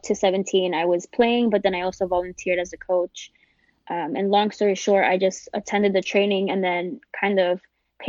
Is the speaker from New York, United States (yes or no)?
yes; New York City, New York, United States; I grew up, born and raised in the South Bronx